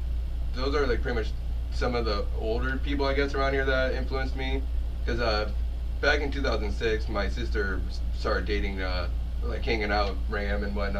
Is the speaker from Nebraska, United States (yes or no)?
yes; Omaha, Nebraska, United States; now in Council Bluffs, United States; I grew up here in Omaha, right? Went to Miller South for a little. Well, I was enrolled, but ended up graduating MLC. Now I'm over in Council Bluffs